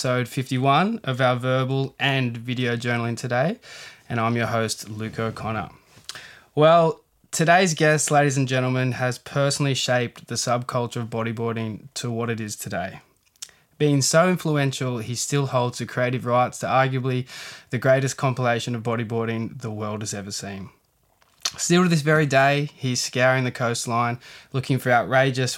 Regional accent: Miranda, New South Wales, Australia; my hometown of Miranda

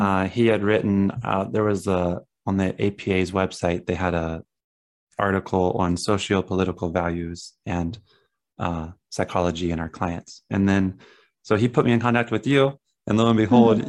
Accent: Southern Ohio, United States; moved away; I come from Ohio, like Southern Ohio in the country

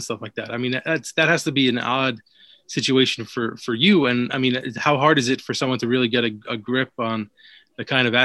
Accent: Brooklyn, New York, United States; I grew up in Brooklyn

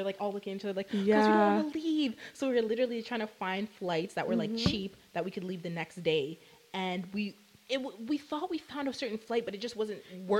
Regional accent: Jamaica; And we're all Jamaican.

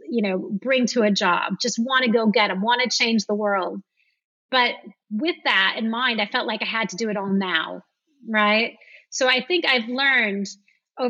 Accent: the Midwest of America, United States; moved away as an adult; also born or lived in San Francisco / London; now in France; I grew up in the Midwest of America

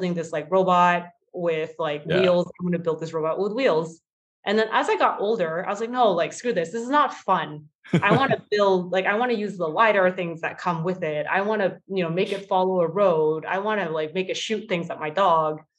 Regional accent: Waterloo, Ontario, Canada; I was so excited in high school to actually go to Waterloo, even though it was my hometown.

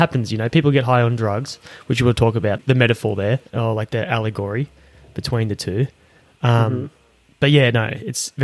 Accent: Australia; I'm an Aussie

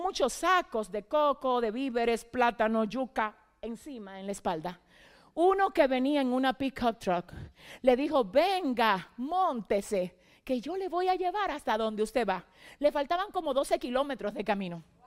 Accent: Dominican Republic; moved away

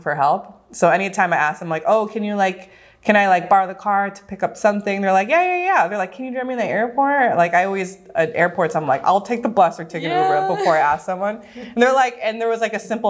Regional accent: Southern California, United States; moved away as an adult; also born or lived in Los Angeles, United States; now in Oahu, United States; I was born and raised in Southern California, lived for 10 years

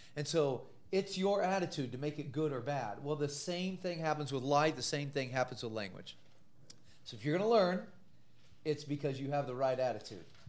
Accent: Missouri, United States; I grew up in the Midwest in Missouri

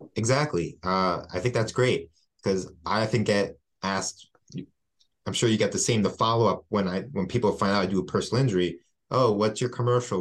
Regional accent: West Hempstead, New York, United States; I'm from West Hempstead

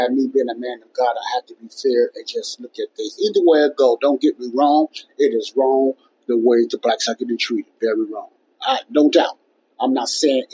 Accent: Chicago, Illinois, United States; my hometown of Chicago, Illinois

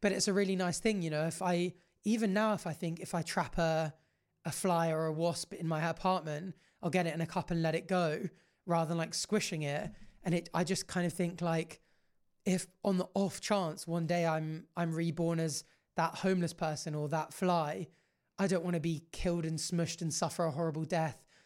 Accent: Jersey; obviously we grew up in Jersey

